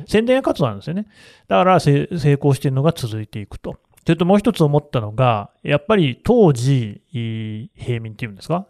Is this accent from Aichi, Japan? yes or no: yes; Aichi, Japan; 愛知県民の私としては